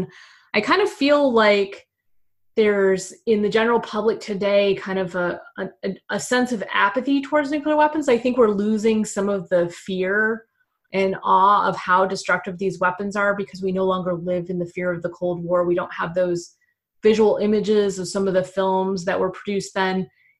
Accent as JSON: {"language": "English", "region": "Michigan", "country": "United States", "moved": "yes", "said": "I'm originally from Michigan"}